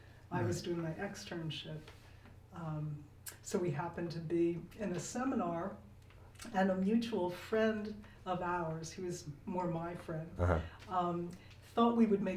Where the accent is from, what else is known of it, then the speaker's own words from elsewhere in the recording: Abington, Pennsylvania, United States; I'm from a suburb of Philadelphia.